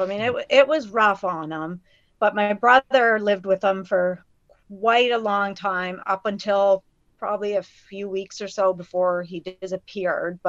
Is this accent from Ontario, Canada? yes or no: no; near Saint John, New Brunswick, Canada; also born or lived in Musquash; I grew up mostly in Laurinville, which isn't really too far away from St. John, probably maybe, I don't know, 15-20 minute drive. And I think I lived there till I was about 12, and I think that's when we moved to Musquash.